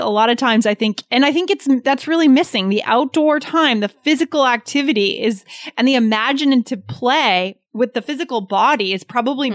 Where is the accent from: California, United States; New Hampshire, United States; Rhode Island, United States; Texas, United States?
New Hampshire, United States; I was growing up in New Hampshire, I grew up in kind of a suburban rural area.